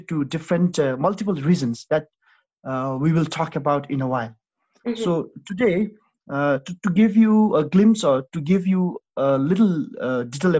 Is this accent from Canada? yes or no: no; Bhutan; my country